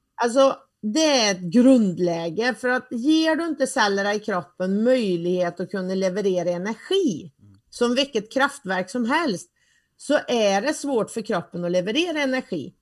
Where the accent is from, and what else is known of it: Värmland, Sweden; accent: Värmländska